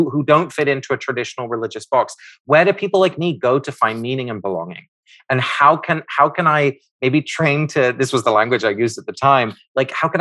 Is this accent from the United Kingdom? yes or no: yes; England, United Kingdom; I grew up in the United Kingdom, in England.